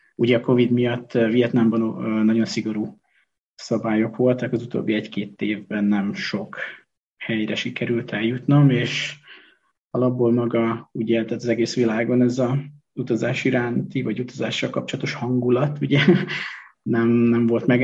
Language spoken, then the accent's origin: Hungarian; Hungary; moved away as an adult; also born or lived in China; sváb településen nőttem föl